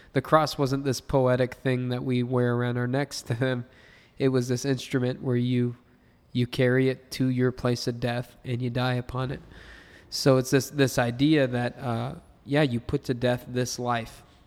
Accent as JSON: {"language": "English", "country": "United States", "said": "I've only lived as an American"}